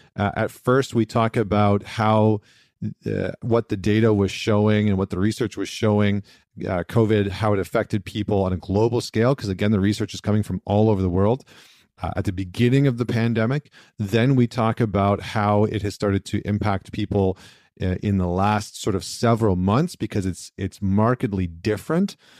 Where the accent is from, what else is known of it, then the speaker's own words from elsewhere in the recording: British Columbia, Canada; moved away; I actually miss being in British Columbia